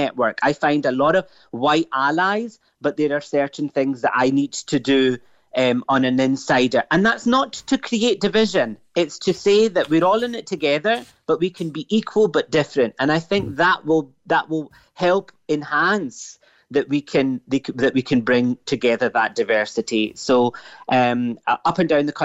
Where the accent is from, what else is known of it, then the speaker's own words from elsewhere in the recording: Glasgow, Scotland, United Kingdom; also born or lived in Pakistan (ancestry); now in Cork, Ireland; My parents came from Pakistan, as you know, in the 1960s to the UK and settled in Glasgow. You know, I'm this dazzling mix of what would be understood as Pakistani and Scottish and now in Ireland.